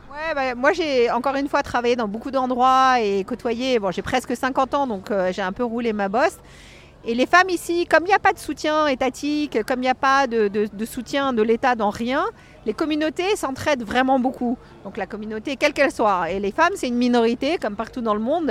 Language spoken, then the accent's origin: French; Paris, Île-de-France, France; moved away as an adult; now in Los Angeles, United States; J'ai fait ma première tarte au chocolat quand j'avais 13 ans que j'ai apportée à Conticini dans son restaurant à l'époque qui s'appelait la Table d'Anvers à côté de chez moi à Paris